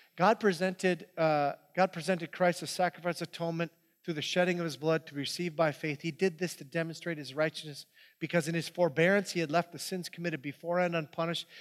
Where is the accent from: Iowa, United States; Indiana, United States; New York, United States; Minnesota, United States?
Minnesota, United States; Hibbing; that's where I grew up. This is my hometown. This is Hibbing, Minnesota.